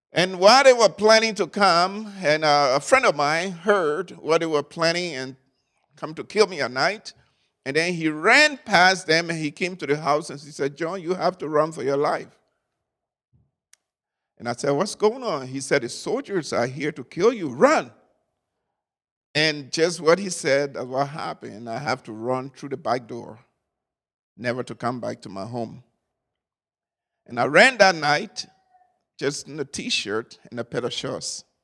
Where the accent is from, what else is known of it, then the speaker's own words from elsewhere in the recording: Liberia; I was born in Liberia a few years ago, and that really a few years ago, and uh, lived there for most part of my life.